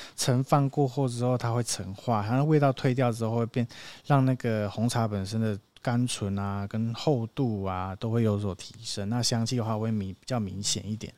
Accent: Nantou County, Taiwan; 我们就生在茶的故乡，然后从小家人就有开始在做茶叶的批发，有接触很多的茶农啊

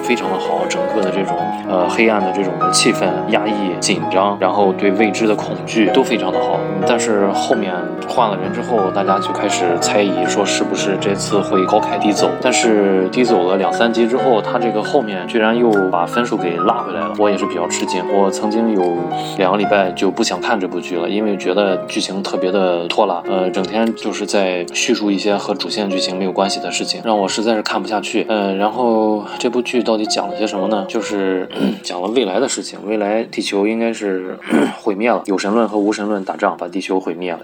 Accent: China; 我们中国人

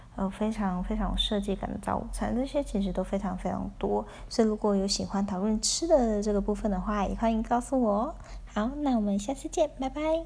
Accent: Tainan, Taiwan; 我来自台南

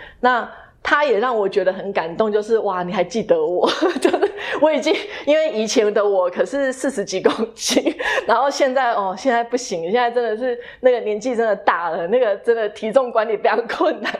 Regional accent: Taiwan; also born or lived in Boston, United States; 我们身为台湾人

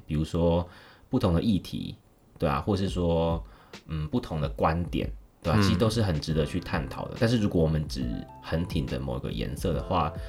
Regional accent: Nantou County, Taiwan; moved away as an adult; also born or lived in Kaohsiung, Taiwan / Taipei, Taiwan / Taichung, Taiwan; 我们南投的地方

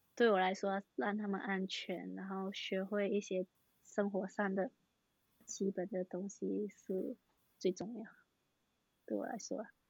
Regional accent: Malaysia; now in Taiwan; 我是马来西亚人，然后读环球科技大学，读幼保科系

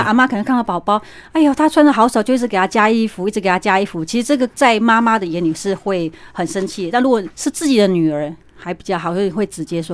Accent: Taiwan; 我们台湾人都很习惯抓周嘛

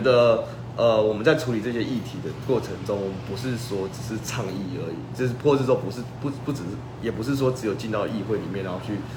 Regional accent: Changhua County, Taiwan; 我家乡的人，很多人知道我们是福老客嘛

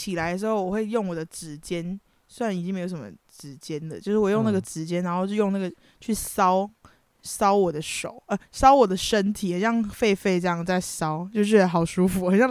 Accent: United States; 我们就只是美国人呐，我们是美国人。

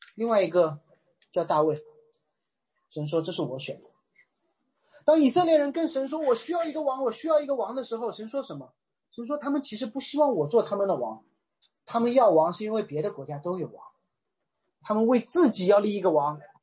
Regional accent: Shanghai, China; 我是一个上海人

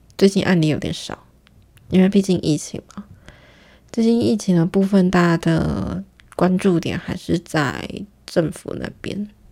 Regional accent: Taiwan; accent: heavy Taiwanese accent; 台湾腔非常重的一个人，可是我有时候会卷舌

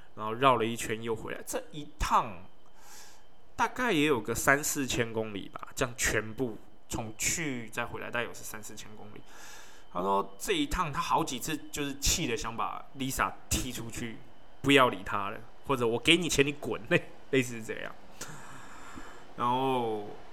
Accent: Taiwan; 我们台湾人

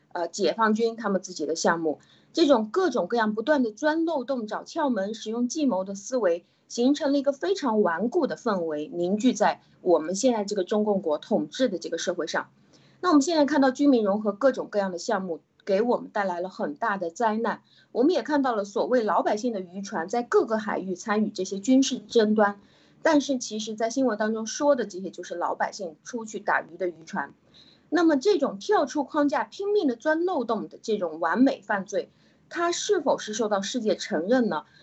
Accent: China; 我们中国

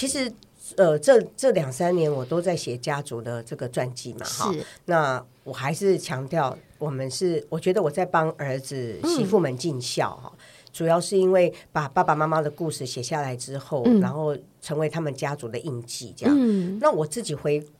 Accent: Taiwan; 像我们这一代六年级生，我们是读中国历史长大的，我们对于台湾史并不是很了解。

